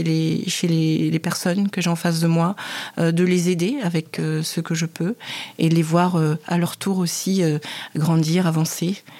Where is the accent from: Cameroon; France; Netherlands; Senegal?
Cameroon; et c'est pas du tout à ma voix que vous pouvez constater que je suis camerounaise.